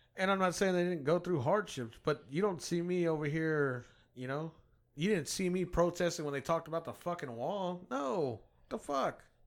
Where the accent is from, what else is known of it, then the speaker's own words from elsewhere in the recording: United States; I grew up in America where my guns were welcome